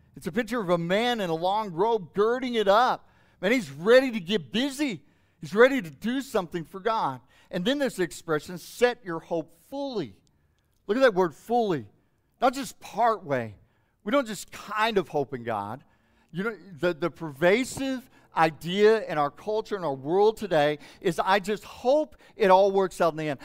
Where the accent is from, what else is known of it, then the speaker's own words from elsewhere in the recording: Hobbs, New Mexico, United States; when I was growing up in Hobbs, New Mexico